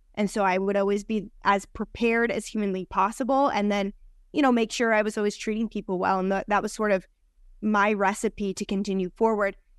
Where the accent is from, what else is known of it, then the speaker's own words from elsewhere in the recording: New Jersey, United States; moved away as an adult; also born or lived in New York City; now in Las Vegas, United States; I was raised over there